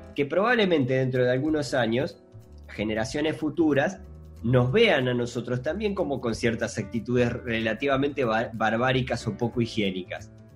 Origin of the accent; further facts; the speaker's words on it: Montevideo, Uruguay; nosotros somos montevideanos, nosotros vivimos en una ciudad